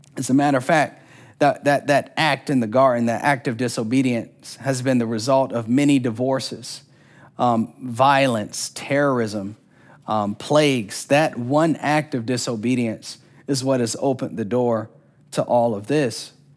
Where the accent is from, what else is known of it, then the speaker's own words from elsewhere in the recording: Orlando, Florida, United States; I'm from Orlando, Florida. And there wasn't a year growing up when we didn't go to Disney World